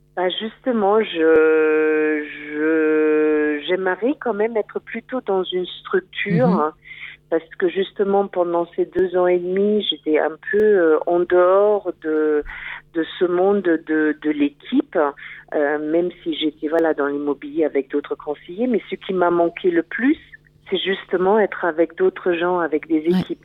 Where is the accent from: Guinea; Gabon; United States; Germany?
Germany; French is a second language; moved away; je suis allemande.